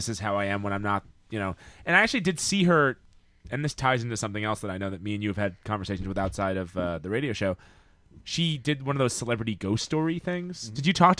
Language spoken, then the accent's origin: English; Long Island, New York, United States; I grew up on Long Island.